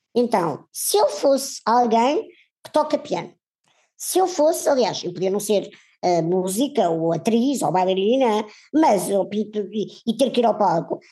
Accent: Portugal; nós, enquanto portugueses e se calhar europeus

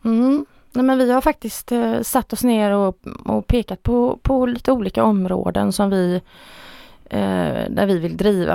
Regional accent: Stenungsund, Västra Götaland, Sweden; jag är född och uppvuxen i Stenungsund. Jag har aldrig flyttat från Stenungsund

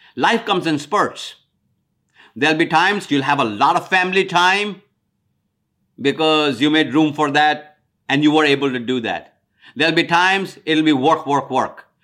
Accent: India; moved away as an adult; now in United States; I'm from India. When I came to America in nineteen seventy-two

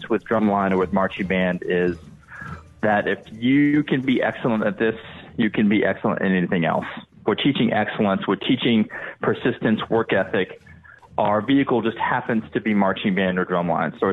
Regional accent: Kentucky, United States; moved away; also born or lived in Dallas; I'm originally from Kentucky

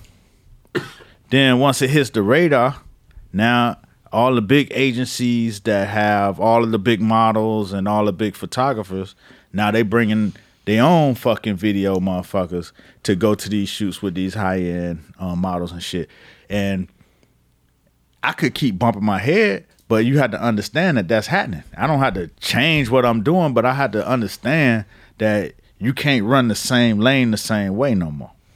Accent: Miami, Florida, United States; now in New York, United States; I'm from Miami. Mama from Georgia

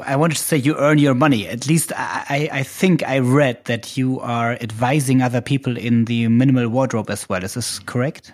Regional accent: Germany; accent: German; English is a second language; it might be my German accent.

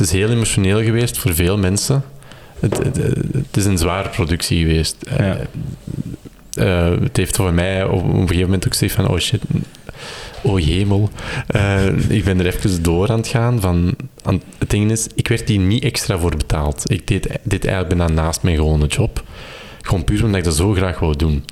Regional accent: Kempen, Flanders, Belgium; also born or lived in Turnhout; ik ben afkomstig uit de Kempen

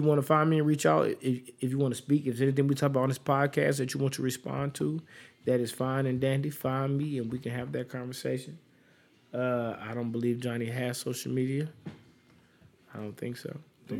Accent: Charlotte, North Carolina, United States; I'm from Charlotte, North Carolina.

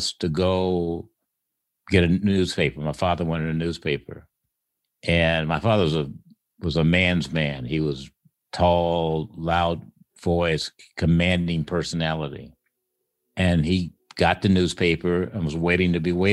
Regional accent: Illinois, United States; moved away as an adult; also born or lived in Columbus, Ohio; now in Los Altos Hills, United States; where I grew up in Illinois

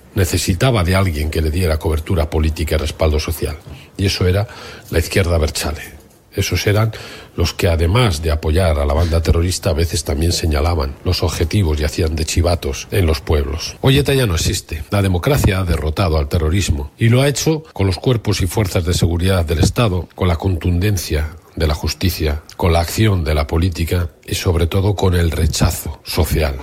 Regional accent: Basque Country, Spain; los vascos eh, vivimos 40 años de dictadura franquista

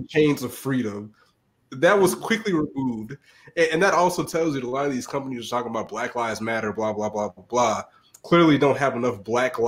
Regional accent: the South, United States; As a Southerner

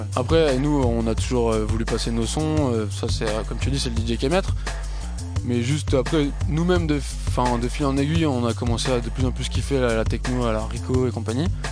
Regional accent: near Lille, Hauts-de-France, France; même de, à côté de Lille

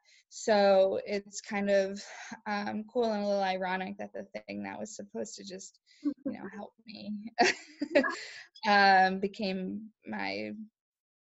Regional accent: East Greenwich, Rhode Island, United States; also born or lived in Winnipeg, Manitoba; I grew up in East Greenwich, Rhode Island

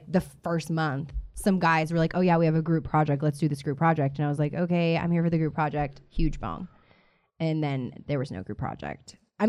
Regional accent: Louisiana, United States; I was born in Louisiana. Mixture.

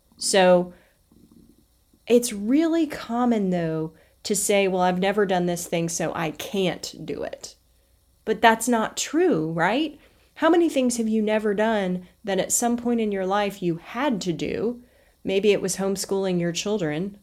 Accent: the South, United States; I was raised in the South

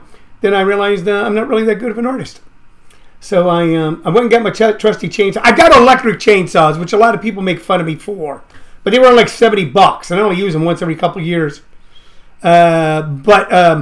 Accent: Missouri, United States; moved away; I grew up in Missouri. I grew up in the inner city as a kid

